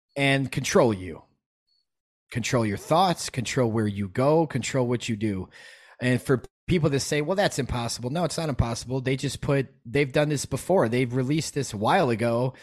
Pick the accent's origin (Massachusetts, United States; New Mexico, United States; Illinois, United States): Illinois, United States; Chicago; I'm from Chicago. I'm a hip hop guy growing up